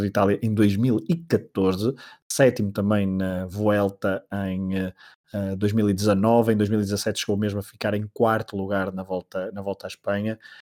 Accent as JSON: {"language": "Portuguese", "country": "Portugal", "said": "enquanto portugueses"}